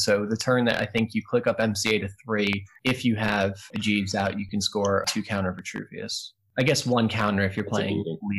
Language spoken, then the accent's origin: English; New York, United States; also born or lived in Louisville; now in Virginia, United States; live in Virginia right now, so you know I'm part of the Boswash meta, but I hail, well, not originally, I'm from New York, but prior to this, and when I got into Netrunner, it was in Louisville